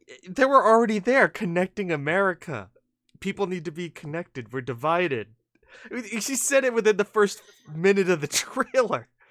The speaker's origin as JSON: {"language": "English", "country": "United States", "said": "we're American"}